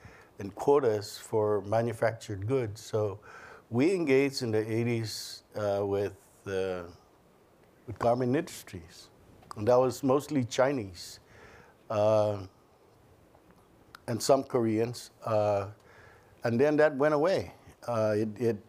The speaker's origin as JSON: {"language": "English", "country": "Northern Mariana Islands"}